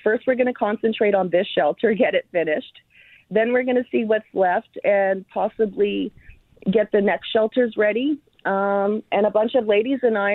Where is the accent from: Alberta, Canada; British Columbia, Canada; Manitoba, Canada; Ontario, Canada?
Manitoba, Canada; Winnipeg; I knew that I came from Winnipeg